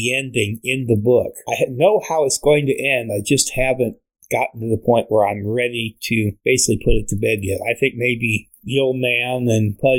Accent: Fort Wayne, Indiana, United States; moved away; my hometown in Fort Wayne

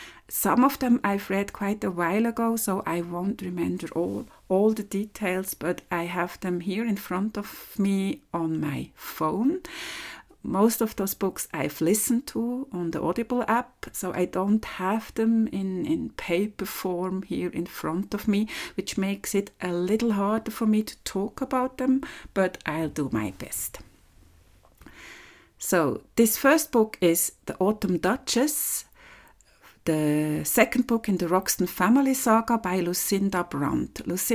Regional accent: Switzerland; English is a second language; this is the fourth episode of my podcast.

